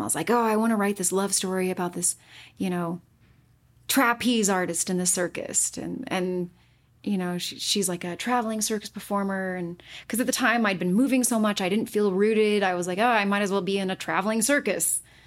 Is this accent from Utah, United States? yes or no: yes; Utah, United States; I was born and raised in Utah